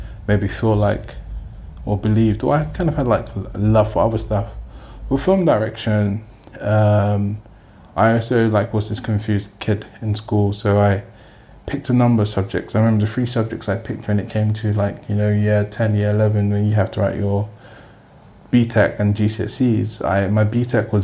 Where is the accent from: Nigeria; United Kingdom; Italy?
United Kingdom; London; I grew up in Peckham before Peckham became, you know, the trendy Peckham that it is now